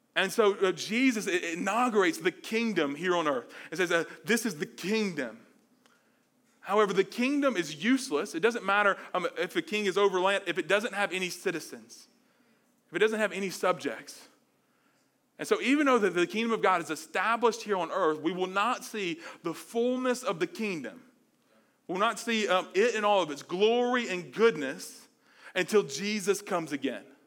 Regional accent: Mobile, Alabama, United States; moved away; I'm from Mobile, Alabama, the South

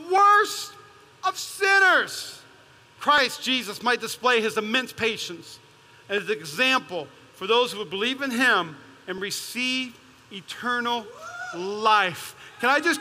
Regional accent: Las Vegas, Nevada, United States; I'm from East Las Vegas

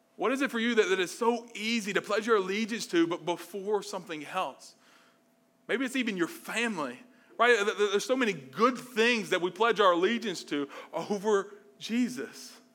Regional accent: Mobile, Alabama, United States; moved away; I'm from Mobile, Alabama, the South

